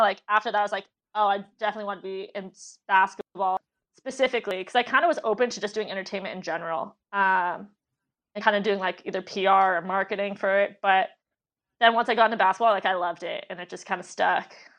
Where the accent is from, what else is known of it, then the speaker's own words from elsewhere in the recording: Los Angeles, California, United States; also born or lived in San Francisco / New York; growing up in Pacific Palisades, my next door neighbor was Kobe Bryant